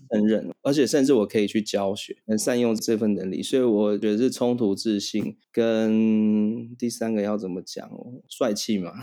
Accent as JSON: {"language": "Chinese", "country": "Taiwan", "tie": "born or raised there", "also_born_or_lived": "Thailand", "said": "我算台湾人，但是我不是在台湾出生，我在泰国出生的"}